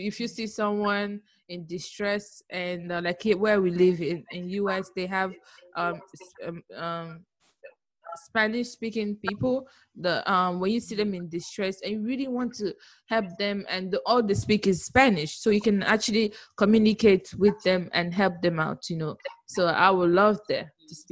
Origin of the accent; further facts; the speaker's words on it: Abia, Nigeria; moved away; maybe where I was born, Abia